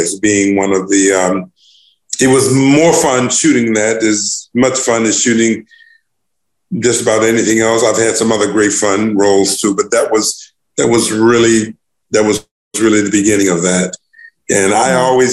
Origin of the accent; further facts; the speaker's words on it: Newport News, Virginia, United States; my hometown in Newport News, Virginia